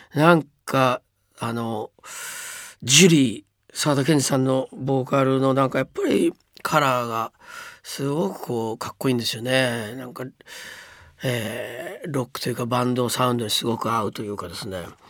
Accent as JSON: {"language": "Japanese", "region": "Hiroshima", "country": "Japan", "tie": "born or raised there", "also_born_or_lived": "Oshima District, Yamaguchi", "said": "僕はまあ広島出身なんですが"}